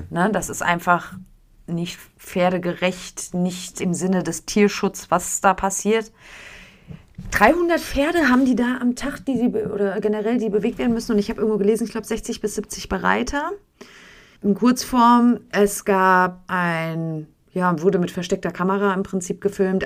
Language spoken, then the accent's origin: German; Germany; bei uns in Deutschland